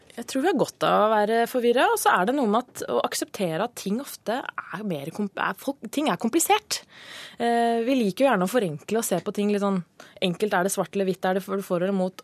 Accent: Lillehammer, Innlandet, Norway; now in Oslo, Norway; jeg er fra Lillehammer

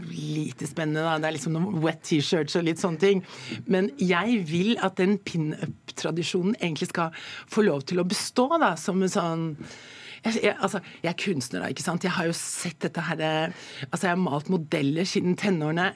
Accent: Jessheim, Akershus, Norway; Jeg kommer jo fra Jessheim og, og, og, er oppvokst

